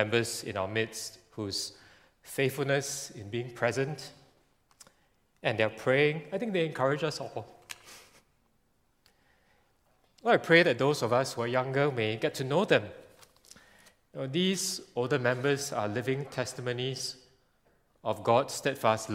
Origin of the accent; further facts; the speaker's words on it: Singapore; being Singaporean